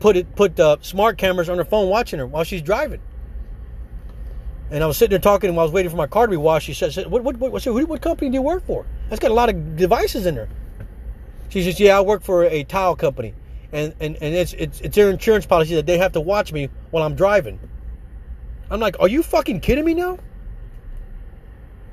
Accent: United States; We are American citizens

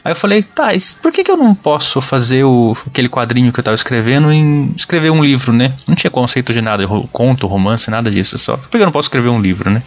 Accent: Uberaba, Minas Gerais, Brazil; moved away as an adult; now in Sorocaba, Brazil; Eu nasci em Uberaba, Minas Gerais, mas moro desde 2009 em Sorocaba, São Paulo

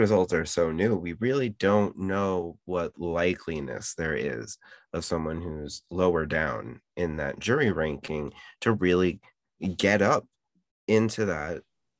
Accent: United States; despite growing up in the United States

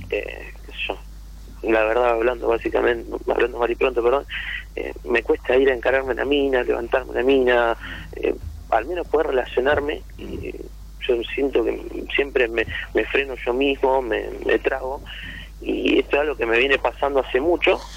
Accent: Rosario, Santa Fe, Argentina; Yo soy de Rosario

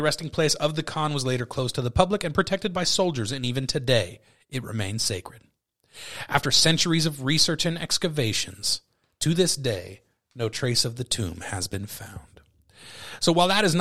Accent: California, United States; I'm from California.

